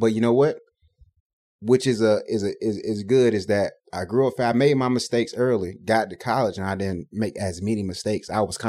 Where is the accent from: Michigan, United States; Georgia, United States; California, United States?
Georgia, United States; Decatur; So I grew up in Decatur. So North Decatur Mall, when they had the arcade.